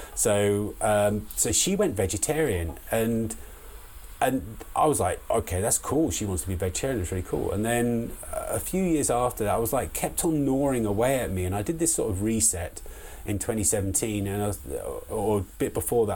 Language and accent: English; Hartfield, South East England, United Kingdom; moved away as an adult; also born or lived in Liverpool / London; I come from a really small village in the the southeast of England, in a place called Hartfield, and I was born there, raised up there until I was 18.